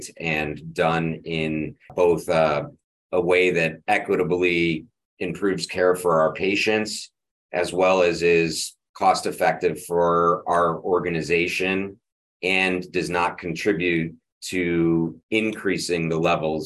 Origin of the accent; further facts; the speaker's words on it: Rochester, New York, United States; I grew up in Rochester, which is where my medical center is.